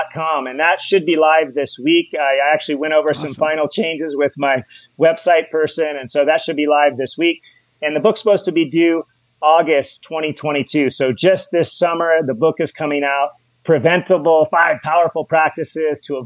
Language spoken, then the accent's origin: English; Hawaii, United States; I'm from Hawaii